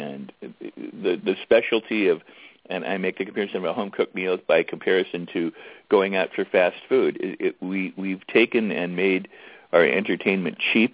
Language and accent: English; Los Angeles, California, United States; growing up in Westwood